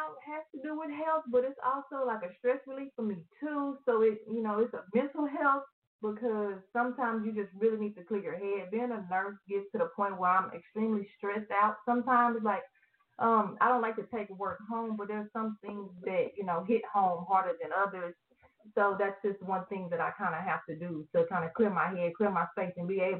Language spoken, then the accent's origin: English; Austin, Texas, United States; also born or lived in Houston; I am originally from Austin. That's where I was born and raised up until I went into middle school, and then I moved to Houston.